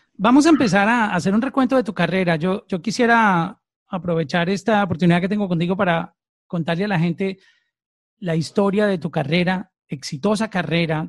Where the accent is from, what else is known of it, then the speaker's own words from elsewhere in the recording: Antioquia, Colombia; moved away; soy de la misma tierra tuya, de, Antioquia.